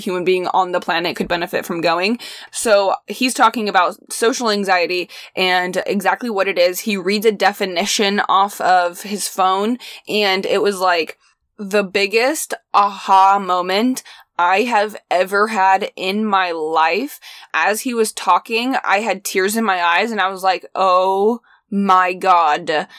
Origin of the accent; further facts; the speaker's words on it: Midwest, United States; growing up in the Midwest